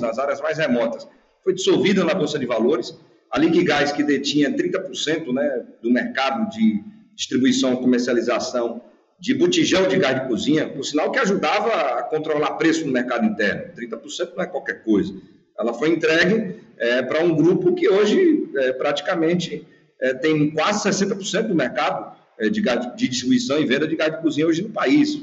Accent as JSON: {"language": "Portuguese", "town": "Feira de Santana", "region": "Bahia", "country": "Brazil", "tie": "born or raised there", "said": "Feira de Santana, de onde eu sou natural"}